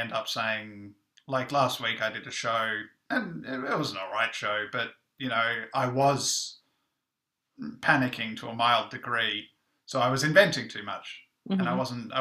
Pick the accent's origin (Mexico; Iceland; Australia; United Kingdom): Australia; moved away; I'm Australian